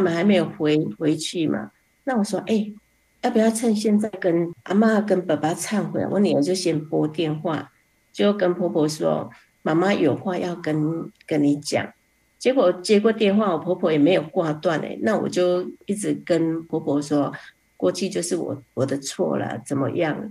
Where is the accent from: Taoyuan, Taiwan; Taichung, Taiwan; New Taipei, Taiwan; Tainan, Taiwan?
Taichung, Taiwan; Fengyuan; 我是来自台中丰原的